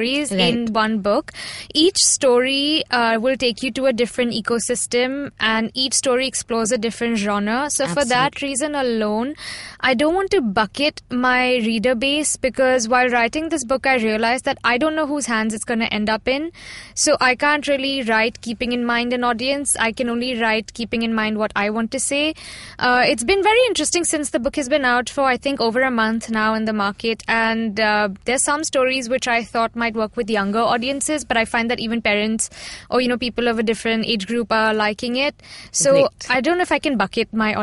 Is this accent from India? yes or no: yes; India; as a Indian girl